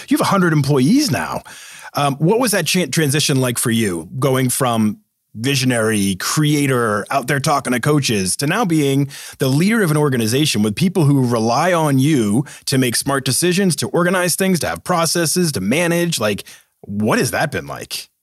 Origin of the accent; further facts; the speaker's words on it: East Coast, United States; moved away as an adult; also born or lived in Seattle; I grew up on the East Coast